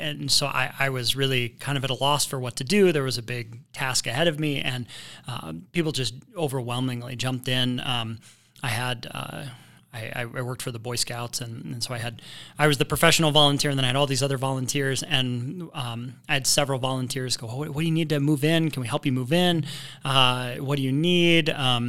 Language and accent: English; Indiana, United States; now in Riverton, United States; Well, I came from Indiana, and everything was wet there and green.